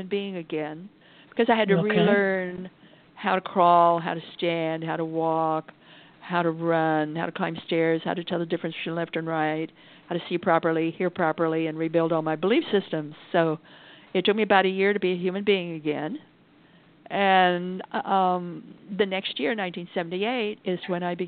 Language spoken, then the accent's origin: English; Idaho, United States; I come from Idaho.